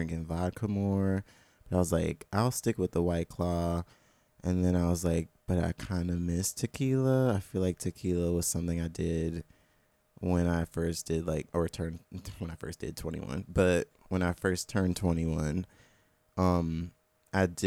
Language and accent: English; Jackson, Mississippi, United States; moved away as an adult; now in Orlando, United States; I'm from Jackson. I've lived in Jackson, but also in just random areas around central Mississippi or the capital area